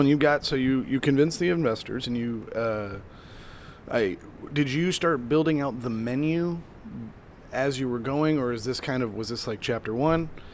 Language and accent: English; Midwest, United States; I grew up in the Midwest